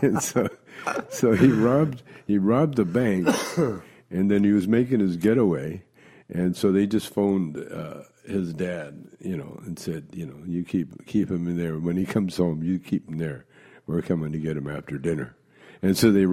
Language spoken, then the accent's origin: English; Calgary, Alberta, Canada; I grew up in Calgary, Alberta, Canada